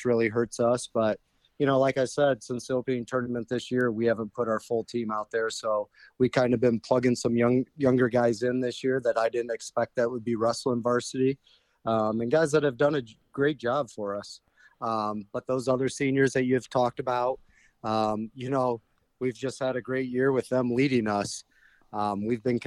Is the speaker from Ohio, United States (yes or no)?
yes; Napoleon, Ohio, United States; I grew up in Napoleon, Ohio here